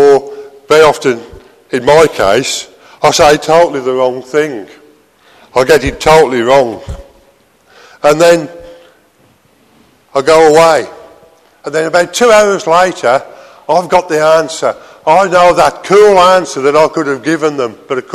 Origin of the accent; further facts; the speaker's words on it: United Kingdom; being British